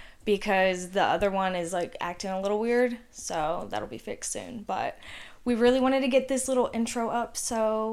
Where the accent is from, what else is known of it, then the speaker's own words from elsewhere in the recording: Athens, Georgia, United States; also born or lived in Gwinnett County, Georgia; And I'm from, like, I always just say, like, Athens, but it's, like, a small town outside Athens. Anyway, I also grew up in Gwinnett, though.